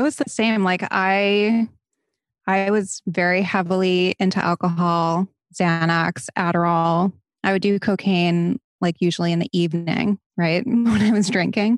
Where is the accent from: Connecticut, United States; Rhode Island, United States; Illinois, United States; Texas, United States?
Rhode Island, United States; Barrington; moved away as an adult; now in Los Angeles, United States; I'm originally from Barrington, Rhode Island